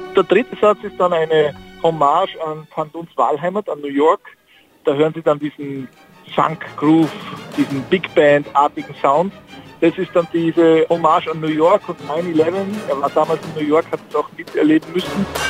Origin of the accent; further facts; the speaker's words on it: Austria; ich bin ja Österreicher